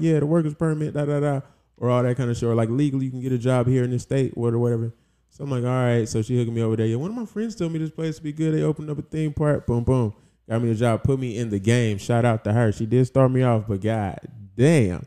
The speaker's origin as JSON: {"language": "English", "region": "South Carolina", "country": "United States", "tie": "born or raised there", "also_born_or_lived": "Jacksonville, Florida", "moved": "as an adult", "lives_now": "Los Angeles, United States", "said": "I grew up mainly in Carolina. I moved from Florida at seven, and then from Carolina, I stayed there till, well, like, twenty-three, twenty-four"}